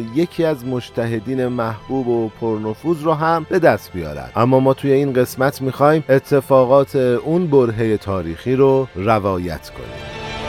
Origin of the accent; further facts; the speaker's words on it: Iran; کشور ما ایرانه